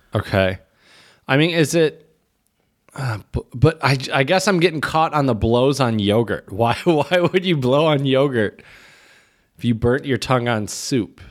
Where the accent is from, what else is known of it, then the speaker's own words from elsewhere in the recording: United States; moved away as an adult; now in Czech Republic; as an American